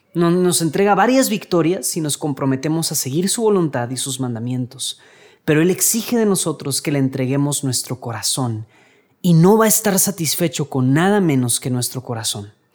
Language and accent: Spanish; Mexico; aquí en México